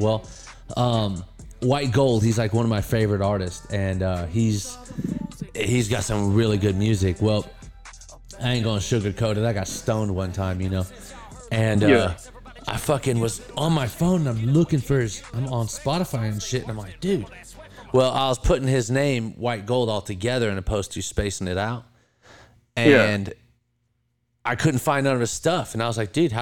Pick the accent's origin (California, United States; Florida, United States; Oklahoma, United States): California, United States; moved away as an adult; now in Bristol, United States; I'm born and raised in California.